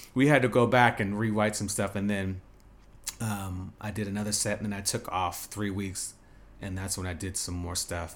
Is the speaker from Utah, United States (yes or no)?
no; Las Vegas, Nevada, United States; moved away as an adult; also born or lived in New York / Los Angeles / China / Dubai; growing up in Vegas, high school